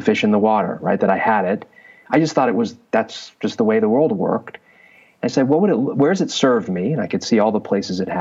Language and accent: English; Southern California, United States; also born or lived in London, England; I was born in London, England. I came to the U.S., Southern California, when I was 8